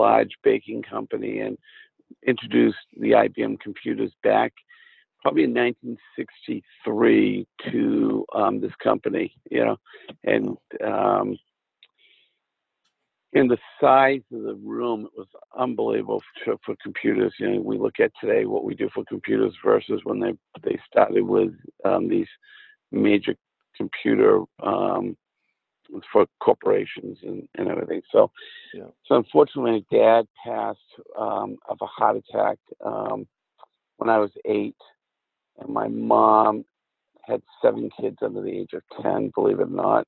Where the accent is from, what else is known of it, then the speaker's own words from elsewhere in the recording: Cumberland, Maine, United States; also born or lived in Worcester, Massachusetts / Falmouth, Maine; And I grew up in Cumberland, Maine, which is a suburb of Portland, Maine. And I was born in Worcester, Massachusetts, but moved to Maine when I was 5 years old.